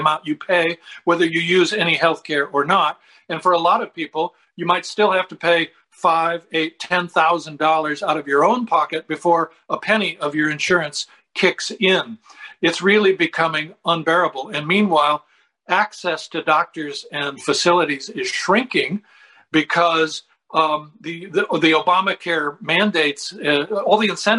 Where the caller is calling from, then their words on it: Sarasota, Florida, United States; I'm calling you from Sarasota, Florida.